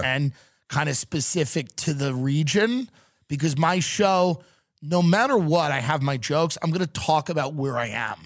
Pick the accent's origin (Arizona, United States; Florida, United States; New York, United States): New York, United States; moved away; I come from New York.